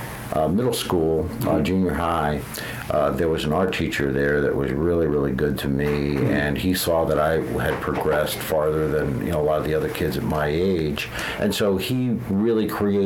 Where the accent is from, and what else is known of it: Connecticut, United States; born or raised there